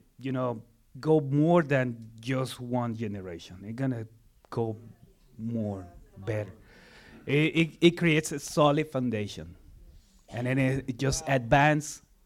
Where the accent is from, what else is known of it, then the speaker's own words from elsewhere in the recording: Mexico City, Mexico; moved away; I'm from Mexico, Mexico City.